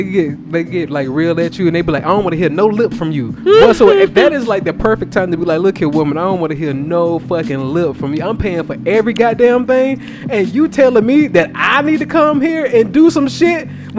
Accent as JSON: {"language": "English", "region": "the South", "country": "United States"}